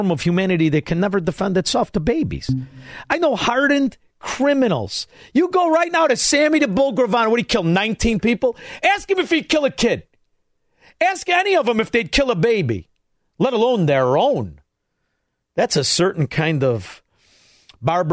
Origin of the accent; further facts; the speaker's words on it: Chicago, Illinois, United States; also born or lived in Melrose Park; where'd you grow up? Chicago